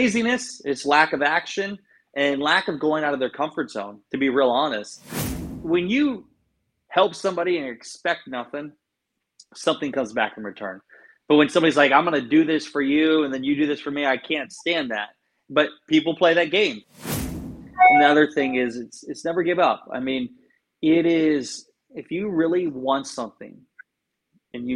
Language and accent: English; Garnavillo, Iowa, United States; moved away; I grew up in Northeast Iowa, a town called Garnavillo